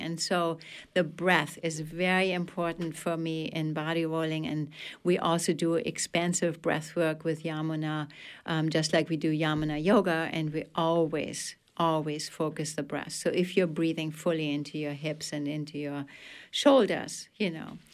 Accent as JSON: {"language": "English", "country": "Germany", "accent": "German", "second_language": "English", "moved": "yes", "lives_now": "Belfast, United States", "said": "especially to my home country, and teach it in Germany"}